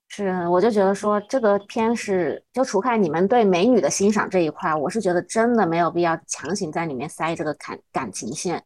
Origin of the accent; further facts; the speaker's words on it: China; 我们大陆这边